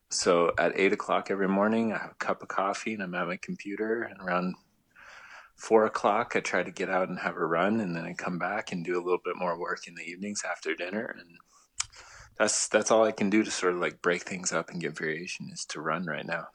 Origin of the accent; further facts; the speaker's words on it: Toronto, Ontario, Canada; I'm from Toronto